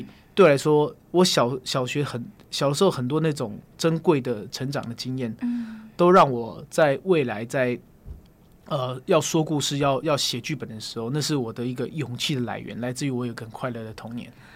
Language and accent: Chinese; Taipei, Taiwan; 我生活在大直，我小时候好像在乡下长大一样